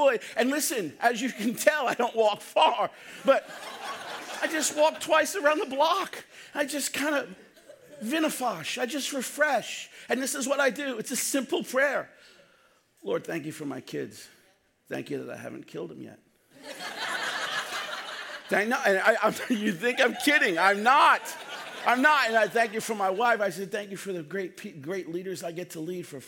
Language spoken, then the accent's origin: English; New York City, New York, United States; I grew up in Brooklyn